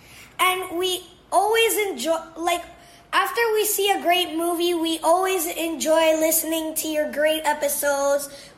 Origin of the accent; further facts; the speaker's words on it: Puerto Rico; I'm 10 years old. I'm from Puerto Rico.